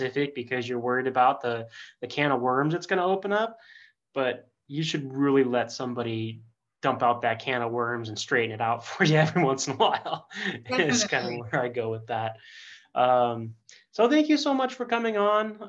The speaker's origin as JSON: {"language": "English", "area": "Bay Area", "region": "California", "country": "United States", "tie": "born or raised there", "said": "the time that I grew up in the Bay Area in the 90s and 2000s"}